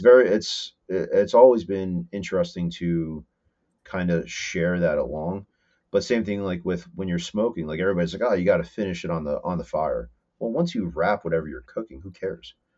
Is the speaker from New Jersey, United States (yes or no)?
yes; Whippany, New Jersey, United States; I grew up in Whippany, in Morris, in Morris County